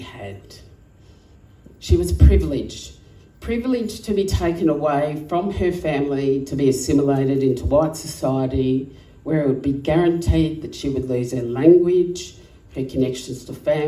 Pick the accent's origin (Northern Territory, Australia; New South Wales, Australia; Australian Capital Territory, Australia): Northern Territory, Australia; Alice Springs; moved away as an adult; also born or lived in South Australia; Growing up in Alice Springs was hard